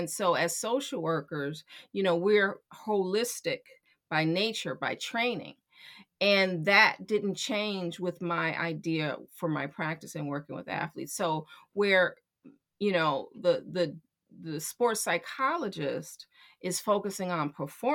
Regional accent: Chicago, Illinois, United States; I'm born and raised in Chicago

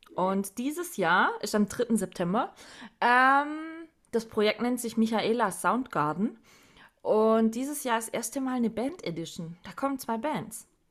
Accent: Southern Germany, Germany; Bei uns im Süden

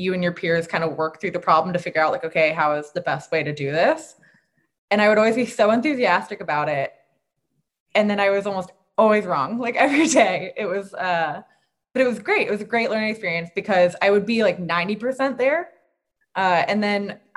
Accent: Virginia, United States; I'm from Virginia

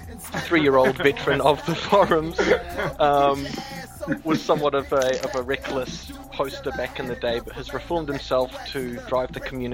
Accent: New Zealand; also born or lived in England; now in Austria; Well, born in England. I grew up in New Zealand, and now I'm living in Austria.

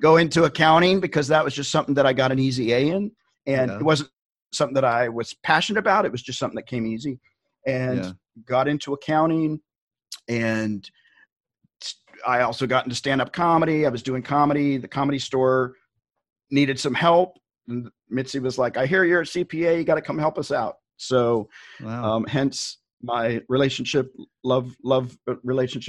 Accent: Tennessee, United States; moved away as an adult; now in Southern California, United States; I grew up in Tennessee. I grew up in a small town in Tennessee

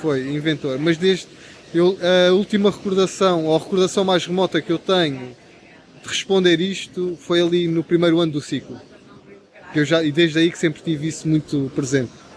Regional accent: Setúbal, Portugal; eu sou de Setúbal

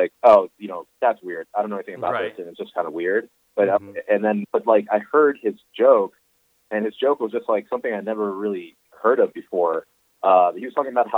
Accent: Northeast Pennsylvania, United States; also born or lived in Brooklyn, New York; eventually most of my upbringing was in the Northeast Pennsylvania

